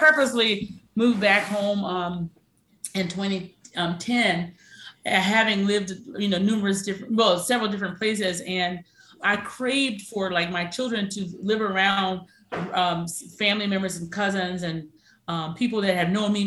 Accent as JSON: {"language": "English", "town": "Holly Hill", "region": "South Carolina", "country": "United States", "tie": "born or raised there", "said": "I grew up in Holly Hill, South Carolina, in between Columbia, South Carolina and Charleston."}